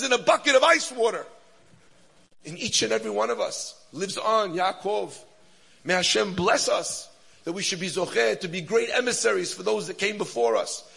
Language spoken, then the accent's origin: English; United States; I'm an American yeshiva bacher